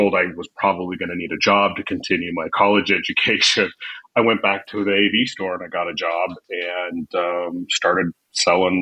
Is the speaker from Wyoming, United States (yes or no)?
yes; Casper, Wyoming, United States; moved away as an adult; also born or lived in Arizona / Billings, Montana; Born and raised in Wyoming, Casper, Wyoming